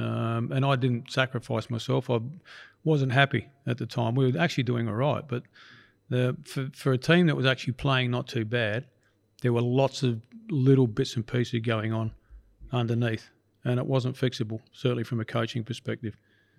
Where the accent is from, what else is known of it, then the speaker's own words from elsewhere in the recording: Adelaide, South Australia, Australia; it brought a tear to my eye because it was in Adelaide, my hometown, and it was a team that I'd started years before or been involved in.